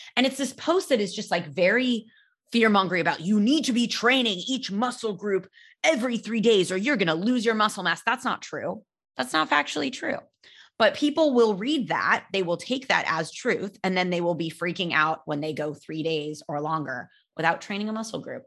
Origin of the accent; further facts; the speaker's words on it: California, United States; I grew up in California